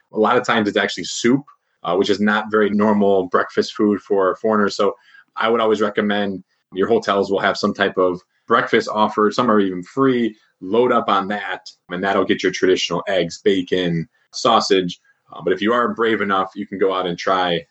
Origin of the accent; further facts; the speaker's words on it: Chicago, Illinois, United States; moved away as an adult; also born or lived in Beijing, China; I'm from Chicago and lived in Beijing for quite some time.